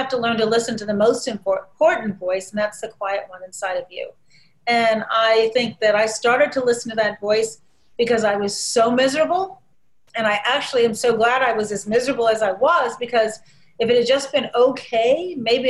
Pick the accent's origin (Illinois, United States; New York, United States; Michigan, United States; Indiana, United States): Illinois, United States; Chicago; also born or lived in Shiraz, Iran; the Chicago Tribune, my hometown paper